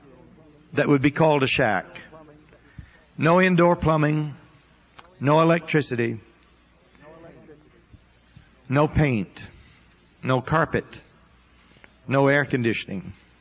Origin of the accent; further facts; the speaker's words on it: Florida, United States; born there; I was born in Northwest Florida, not too far from Pensacola, to a very poor family.